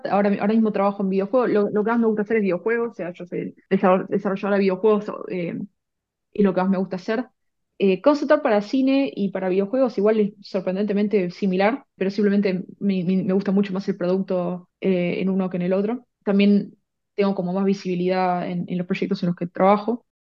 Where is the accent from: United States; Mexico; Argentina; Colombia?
Argentina; moved away as an adult; now in Vancouver, Canada; Sí, bueno, como bien dijiste, soy, soy argentina. Eh, estuve la mayor parte de mi vida en Argentina, pero viví en un montón de países y bueno, ahora el que toca es, es, Canadá. Estoy acá en Vancouver hace dos años